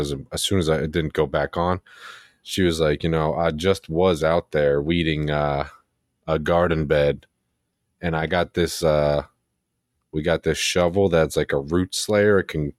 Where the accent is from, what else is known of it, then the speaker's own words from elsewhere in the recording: New Jersey, United States; I'm fucking from New Jersey.